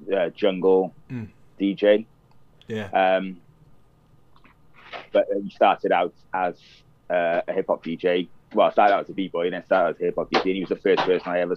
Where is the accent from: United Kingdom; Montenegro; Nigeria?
United Kingdom; Cardiff, Wales; moved away as an adult; also born or lived in London; I was born in Cardiff. I moved to London then in 88